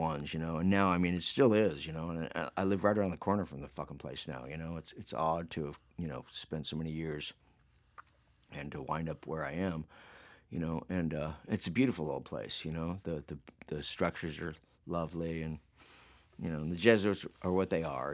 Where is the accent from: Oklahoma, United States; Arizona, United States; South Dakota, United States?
Arizona, United States; Phoenix; we wound up in Phoenix